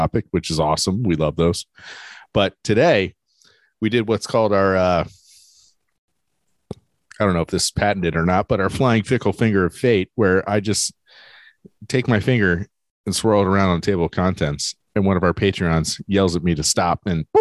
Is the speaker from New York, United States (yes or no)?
no; Delco, Pennsylvania, United States; I've never left Delco.